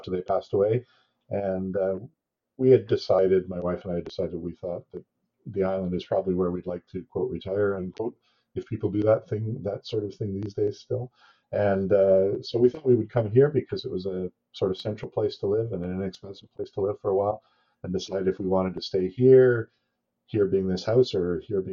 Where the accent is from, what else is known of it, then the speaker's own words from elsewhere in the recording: British Columbia, Canada; also born or lived in Ontario; born and raised in Canada, mostly in BC, but I lived in Ontario for a long time.